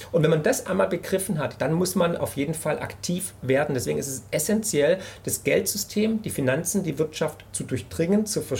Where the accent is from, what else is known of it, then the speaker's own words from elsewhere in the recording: Baden-Württemberg, Germany; ich bin ja Schwabe, ja, und die Schwaben haben es irgendwie im Blut, glaube ich.